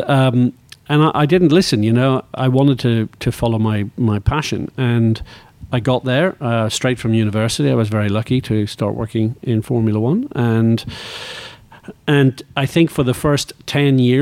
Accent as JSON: {"language": "English", "region": "Northern Ireland", "country": "United Kingdom", "tie": "born or raised there", "moved": "yes", "said": "I grew up in Northern Ireland"}